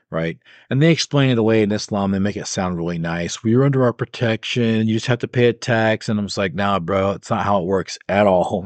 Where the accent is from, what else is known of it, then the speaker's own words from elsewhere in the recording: United States; as an American